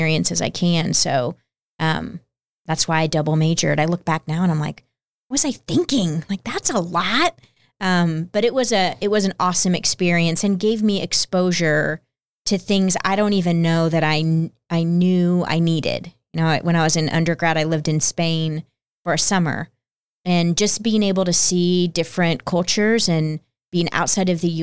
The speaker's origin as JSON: {"language": "English", "region": "Texas", "country": "United States", "tie": "born or raised there", "said": "growing up in Texas, my dad told me, you need to know how to speak Spanish"}